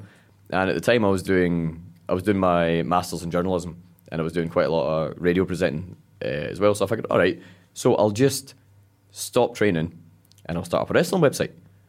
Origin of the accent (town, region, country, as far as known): Paisley, Scotland, United Kingdom